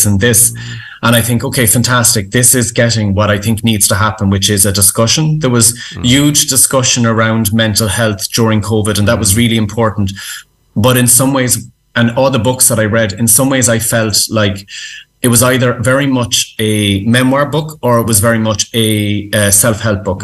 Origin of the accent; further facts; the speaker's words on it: Ireland; as Irish people